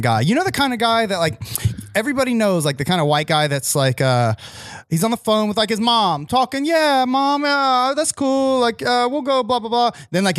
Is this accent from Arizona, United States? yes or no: yes; Arizona, United States; I'm from Arizona. So everybody who's watching this knows I'm from Arizona, right?